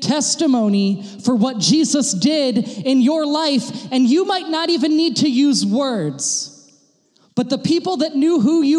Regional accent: United States; now in Germany; I'm an American

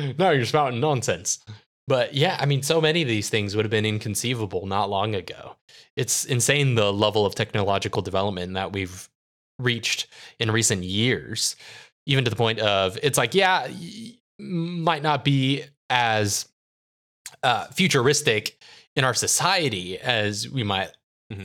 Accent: San Diego, California, United States; despite growing up in San Diego

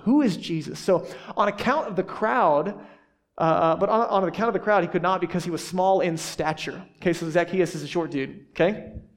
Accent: the South, United States; I grew up in the South

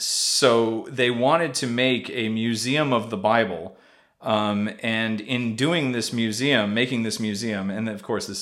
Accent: United States; Coming from the United States and coming from my, you know, obviously my childhood, you know, in the U.S.

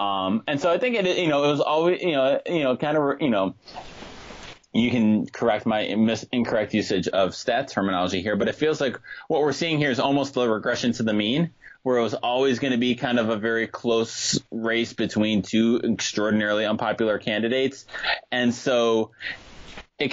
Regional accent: New York, United States; As a New Yorker

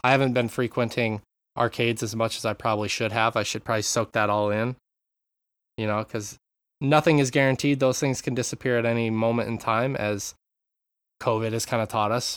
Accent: Montana, United States; I grew up in Montana

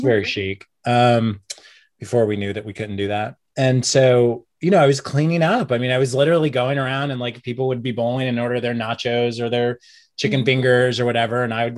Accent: Oklahoma, United States; moved away as an adult; also born or lived in New York City; I grew up in Oklahoma. I moved to New York in 1998 with no plan or college education

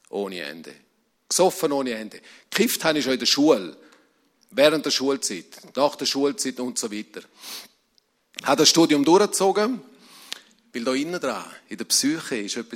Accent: Rebstein, St. Gallen, Switzerland; ich komme aus einer Emigrantenfamilie und dort, wo ich aufgewachsen bin, im Rintal, in Rebstein, man hat Kongo gesagt.

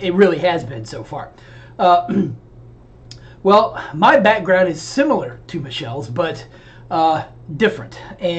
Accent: the South, United States; And growing up in the South, the Southern Baptist Convention is actually the largest evangelical denomination, or at least it had been.

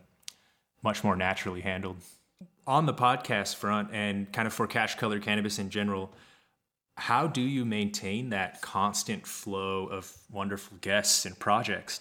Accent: Kansas, United States; moved away; I grew up in Kansas

